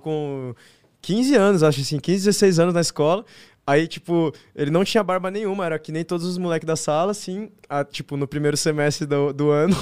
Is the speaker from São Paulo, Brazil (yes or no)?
yes; São Paulo, Brazil; Sou daqui de São Paulo mesmo.